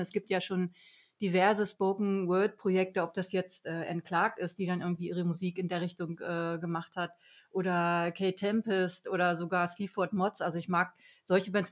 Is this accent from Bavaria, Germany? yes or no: no; Harz, Saxony-Anhalt, Germany; ich komme ja aus dem Harz